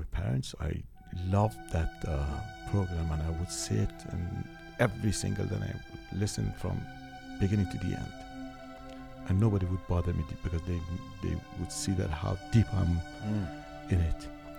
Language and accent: English; Iran; first language Farsi; English is a second language; This was my first language, and I couldn't write it in Farsi